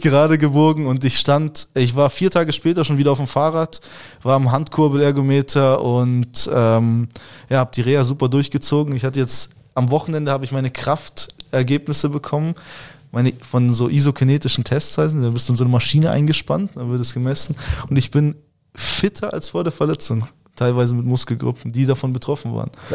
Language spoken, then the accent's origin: German; Germany; also born or lived in Moscow, Russia; ich bin mit drei Jahren nach Deutschland gekommen, bin hier aufgewachsen und sehe Deutschland als mein Zuhause.